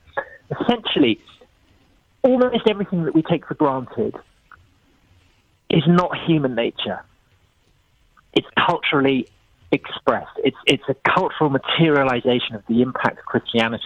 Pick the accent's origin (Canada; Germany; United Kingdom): United Kingdom; I was brought up in Church of England here in Britain